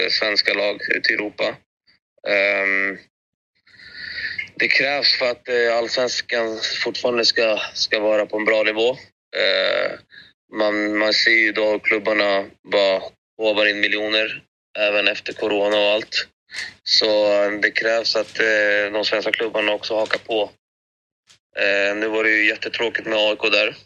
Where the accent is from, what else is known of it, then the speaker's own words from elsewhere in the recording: Greece; now in Sweden; Och bara det var en boost för mig med tanke på att jag kom från Grekland också.